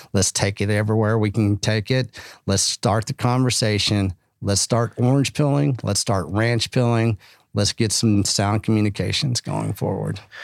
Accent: Texas, United States; now in Austin, United States; being Texan

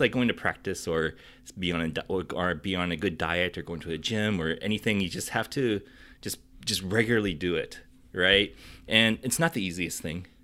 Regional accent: South Dakota, United States; moved away; I'm originally from South Dakota

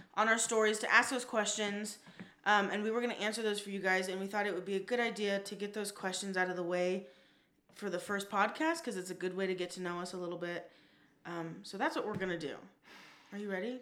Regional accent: Las Vegas, Nevada, United States; also born or lived in Newport Beach, California; I am from Las Vegas, born and raised.

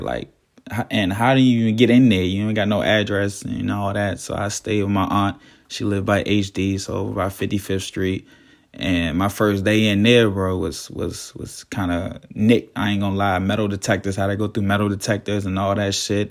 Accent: Fort Washington, Maryland, United States; I'm from Fort Washington

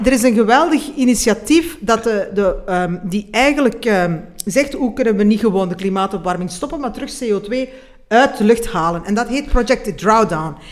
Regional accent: Belgium

